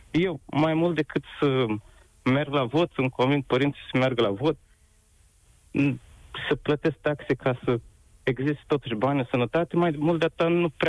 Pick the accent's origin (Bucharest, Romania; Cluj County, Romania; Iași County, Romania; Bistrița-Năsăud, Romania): Iași County, Romania; Iași; din Iași.